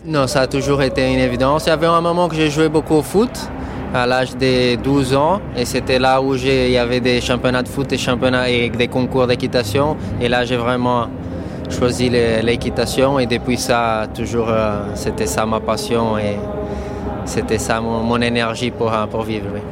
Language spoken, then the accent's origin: French; São Paulo, Brazil; French is a second language; moved away; J'ai grandi au Brésil, Petit garçon qui montait à cheval à São Paulo